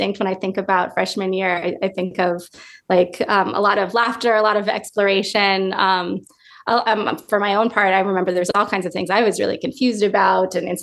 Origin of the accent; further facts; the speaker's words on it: California, United States; moved away as an adult; I grew up in California